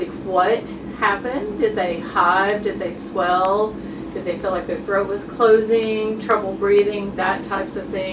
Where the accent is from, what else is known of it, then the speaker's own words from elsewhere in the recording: Jefferson City, Tennessee, United States; also born or lived in St. Louis, Missouri / Norfolk, Virginia / Chicago, Illinois; I grew up in Jefferson City and went to the University of Tennessee for college